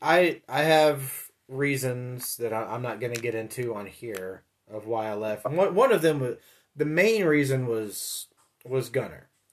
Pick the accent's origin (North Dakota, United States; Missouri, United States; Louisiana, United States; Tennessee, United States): Tennessee, United States; Memphis; moved away; the reason I left Memphis was because dad got a job up here